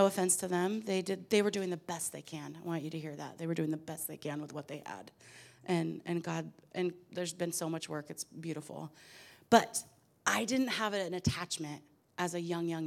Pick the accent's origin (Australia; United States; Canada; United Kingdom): United States; Portland, Oregon; I was raised in Portland, Oregon, in the middle of three girls to a pipe fitter and a seamstress